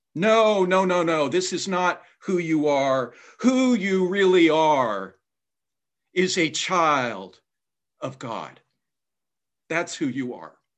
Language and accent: English; Indiana, United States; my home state of Indiana